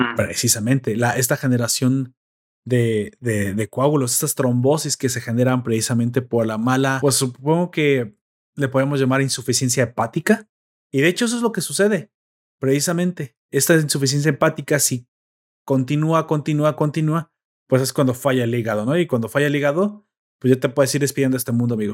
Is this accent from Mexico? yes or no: yes; Mexico; somos mexicanos